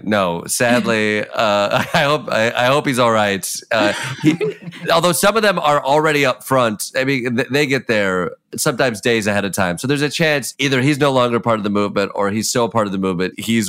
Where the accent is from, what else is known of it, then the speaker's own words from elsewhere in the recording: Midwest, United States; I'm from the Midwest